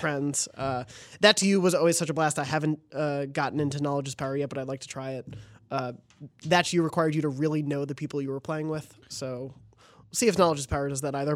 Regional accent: New York, United States; moved away; we're both from New York

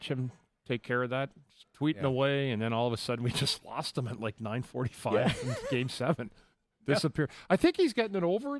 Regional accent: Ottawa, Ontario, Canada; It's Ottawa. Yeah. My hometown.

